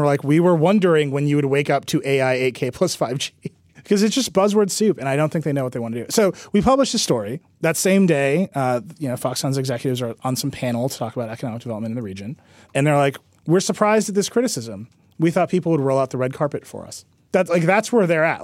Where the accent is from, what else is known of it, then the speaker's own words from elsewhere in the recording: Mount Pleasant, Wisconsin, United States; now in New York, United States; I'm from Racine. And further, in a, a village in Racine County called Mount Pleasant, which is where my house is. Okay, so that's where I grew up.